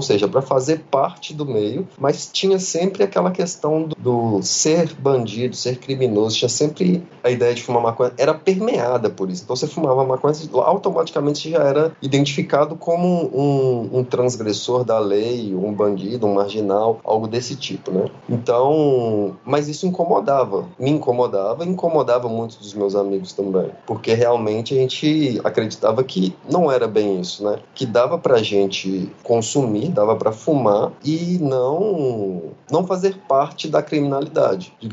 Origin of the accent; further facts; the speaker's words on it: Minas Gerais, Brazil; Para mim, na minha quebrada lá em Minas Gerais, enquanto eu estava lá.